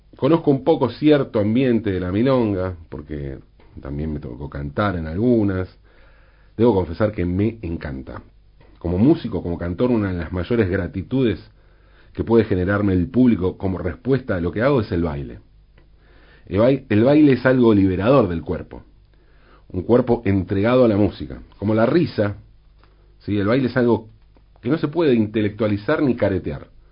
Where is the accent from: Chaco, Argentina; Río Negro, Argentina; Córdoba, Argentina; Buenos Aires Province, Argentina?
Buenos Aires Province, Argentina; Valentín Alsina; mi ciudad natal, de mi barrio, Valentín Alsina